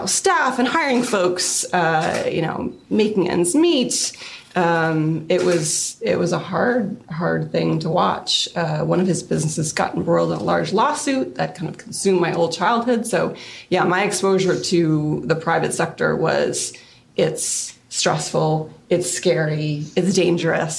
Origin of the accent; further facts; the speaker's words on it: Amherst, Massachusetts, United States; also born or lived in Brooklyn; that's where I grew up